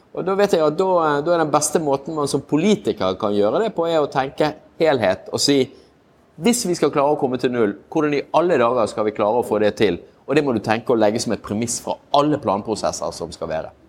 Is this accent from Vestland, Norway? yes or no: yes; Bergen, Vestland, Norway; moved away; jeg er jo en bergenser